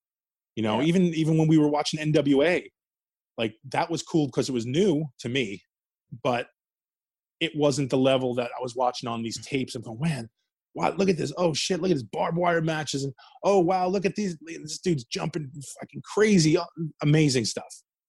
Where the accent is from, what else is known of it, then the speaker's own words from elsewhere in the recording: New Jersey, United States; So that's, again, that was another huge part of growing up in Jersey now. There was a place called Route 1 Flea Market, and Headhunters, no longer available.